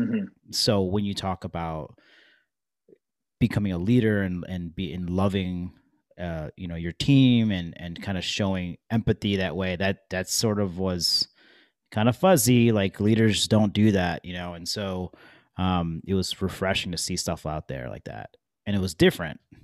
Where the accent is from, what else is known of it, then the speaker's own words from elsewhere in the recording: Detroit, Michigan, United States; I grew up in Detroit, Michigan